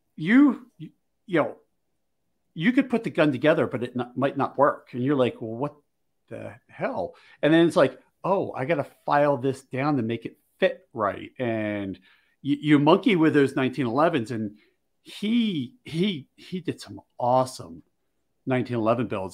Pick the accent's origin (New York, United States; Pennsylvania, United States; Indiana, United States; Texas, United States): Pennsylvania, United States; Philadelphia; I grew up in Philly